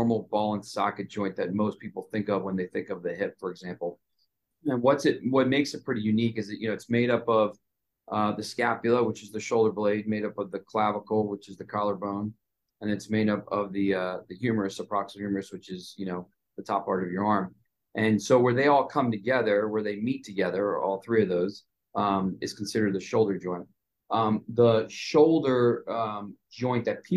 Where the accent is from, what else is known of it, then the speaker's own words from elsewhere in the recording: Montgomery County, DC, Maryland, United States; also born or lived in New York City / California; Came back to the area where I grew up in Montgomery County, which is about 20, 30 minutes outside of Washington, DC.